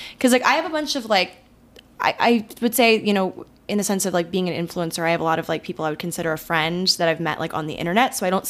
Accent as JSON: {"language": "English", "region": "Maryland", "country": "United States", "moved": "yes", "lives_now": "New York City, United States", "said": "Yeah, but I'm from Maryland"}